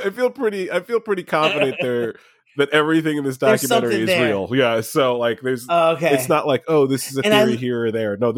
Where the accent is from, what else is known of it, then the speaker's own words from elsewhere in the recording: New Jersey, United States; I'm from the Northeast. I'm born and bred New Jersey guy.